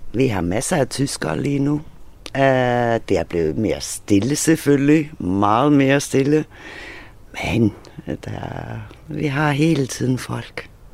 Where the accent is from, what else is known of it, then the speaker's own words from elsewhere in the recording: Faroe Islands; also born or lived in Thyborøn; now in Hvide Sande, Denmark; jeg er færing